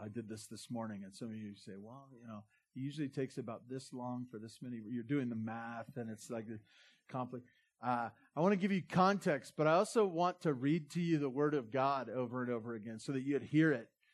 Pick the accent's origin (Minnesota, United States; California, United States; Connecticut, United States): California, United States; Santa Barbara; now in Bear Valley Springs, United States; I grew up in Santa Barbara